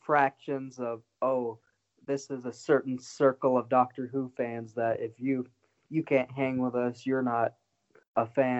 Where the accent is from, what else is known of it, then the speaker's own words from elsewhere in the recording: Minnesota, United States; But I told him I came all the way from the U.S. to meet him. Oh. Where are you from? I said Minnesota.